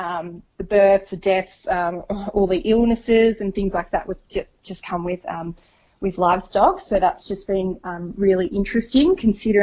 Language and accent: English; Tamworth, New South Wales, Australia; I am born and bred in Tamworth, and so I've recently moved back